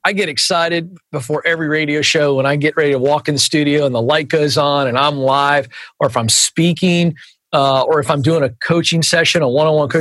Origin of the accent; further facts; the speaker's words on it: Virginia, United States; accent: Southern; moved away; also born or lived in Suwanee, Georgia; I'm a Virginian